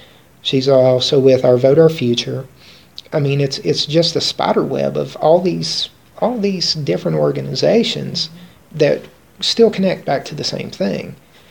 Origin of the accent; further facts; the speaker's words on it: West Virginia, United States; Nobody was paid, we're all from West Virginia.